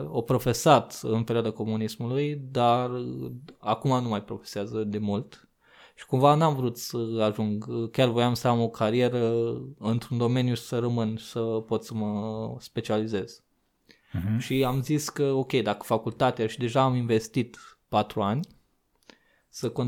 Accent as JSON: {"language": "Romanian", "town": "Sighetu Marmației", "region": "Maramureș County", "country": "Romania", "tie": "born or raised there", "moved": "as an adult", "lives_now": "Iași, Romania", "said": "mutasem de la jobul din orașul natal, din Sigetul Farmației, uh, la Iași, cu master în continuare în geodezie geomatică geodezie și cadastru"}